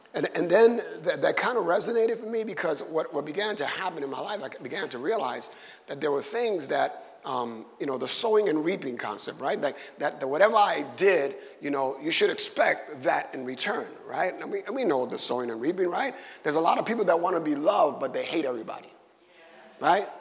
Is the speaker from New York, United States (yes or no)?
yes; New York City, New York, United States; I was growing up in Bushwick in the 70s